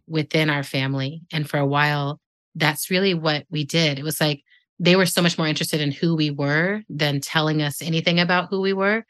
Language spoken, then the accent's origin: English; El Paso, Texas, United States; moved away; I was born in the part of Mexico that's in Texas called El Paso